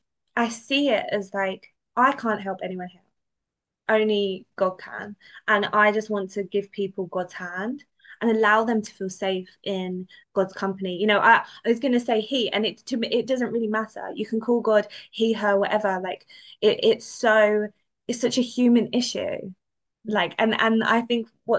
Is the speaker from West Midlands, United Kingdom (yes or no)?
no; London, United Kingdom; I'm from London. Like it's very multicultural. Like it wasn't exactly what I was brought up